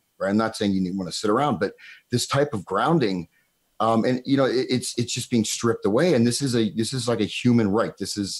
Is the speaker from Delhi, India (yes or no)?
no; Tamil Nadu, India; I know you can, Jan, because I'm from Tamil Nadu and I am born in India.